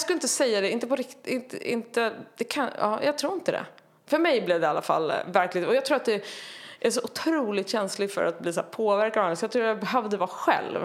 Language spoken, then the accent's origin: Swedish; Tyresö, Stockholm County, Sweden; Tyresö, eh, strax utanför Stockholm, förort ja. Stockholm. Mm. Eh, där växte jag upp i en eh, pingsförsamling